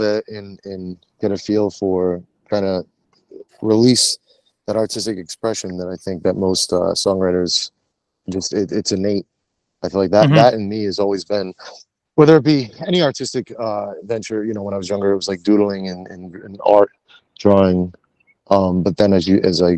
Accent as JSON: {"language": "English", "town": "Warren", "region": "Rhode Island", "country": "United States", "tie": "born or raised there", "said": "I'm born and raised in Warren, Rhode Island"}